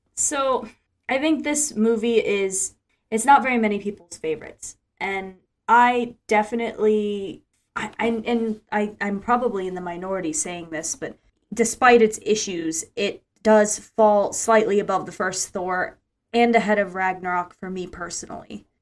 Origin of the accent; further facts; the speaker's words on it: Ocala, Florida, United States; my hometown of Ocala, Florida